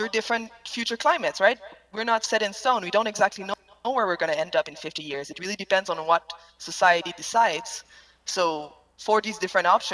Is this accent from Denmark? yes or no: no; Quebec, Canada; English is a second language; moved away as an adult; also born or lived in Canadian Rockies; I grew up in Quebec.